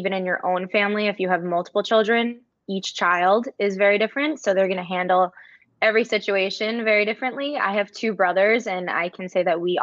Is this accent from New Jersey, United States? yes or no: yes; New Jersey, United States; now in Maine, United States; I'm currently a school psychologist in Maine and I'm originally from New Jersey.